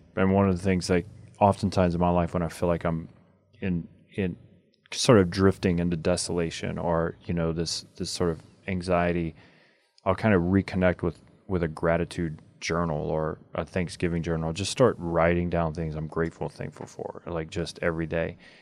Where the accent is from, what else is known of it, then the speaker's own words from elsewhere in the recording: United States; our American culture